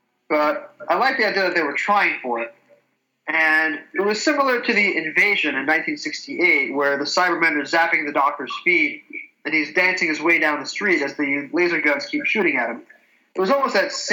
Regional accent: United States; as an American who'd never heard of those people at age 11, 12, 16

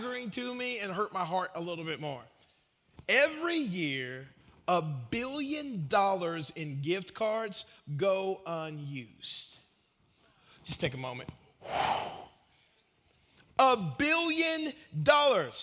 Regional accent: Marietta, Georgia, United States; now in Murfreesboro, United States; When I was growing up in Marietta, Georgia

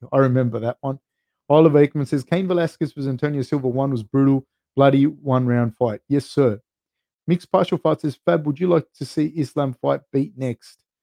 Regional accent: Sydney, New South Wales, Australia; I grew up right next to Cabramatta in the 90s. Like you could say I grew up in Ashcroft, the place called Ashcroft

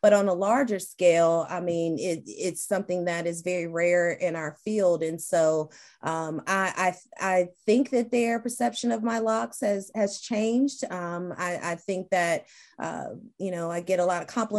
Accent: Charlotte, North Carolina, United States; also born or lived in Danville, Virginia; my family, we're from Danville, Virginia, small little country town, and I grew up in Charlotte

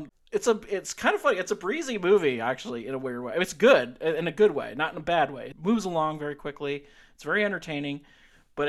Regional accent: South Carolina, United States; I'm from South Carolina

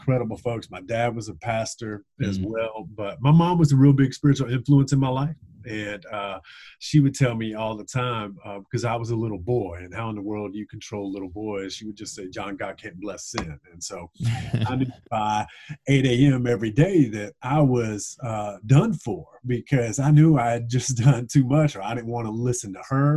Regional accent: Gilbert, South Carolina, United States; moved away as an adult; also born or lived in Charleston, South Carolina; now in North Carolina, United States; I grew up in a small town in South Carolina called Gilbert, South Carolina

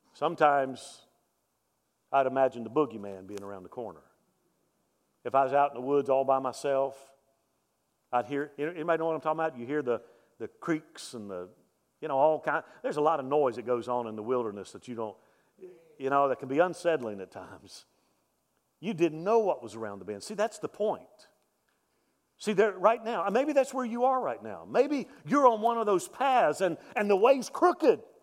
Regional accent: Mobile, Alabama, United States; moved away; I grew up in Mobile

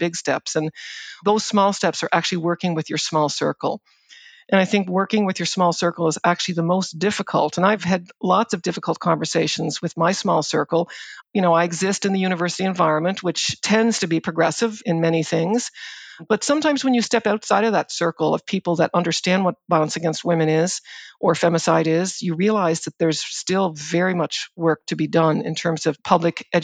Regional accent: Prince Edward Island, Canada; I grew up on Prince Edward Island, and I grew up in a farming community in Prince Edward Island

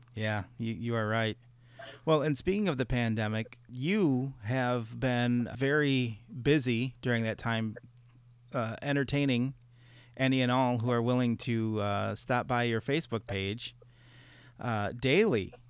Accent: Chicago, Illinois, United States; now in Reedsburg, Wisconsin, United States; having grown up in Chicago

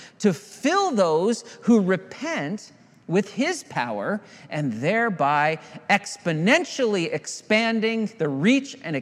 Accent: Southern Ontario, Canada; I grew up in Southern Ontario

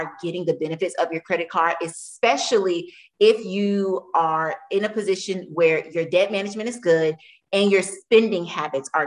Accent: Tampa, Florida, United States; I'm from Tampa

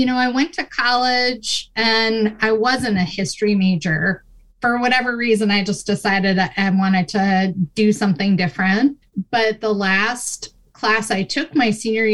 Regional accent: Minnesota, United States; moved away as an adult; now in Michigan, United States; I grew up in Minnesota

